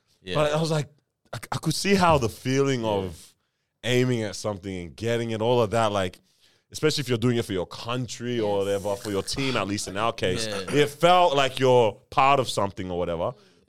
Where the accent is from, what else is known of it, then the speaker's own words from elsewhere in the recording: Nigeria; now in New Zealand; I've always been proud of being Nigerian